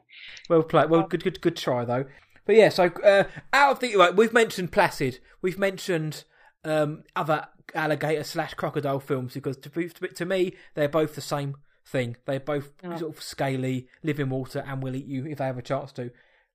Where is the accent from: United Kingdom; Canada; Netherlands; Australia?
United Kingdom; South East England; I'm from Surrey, so it's a bit more me.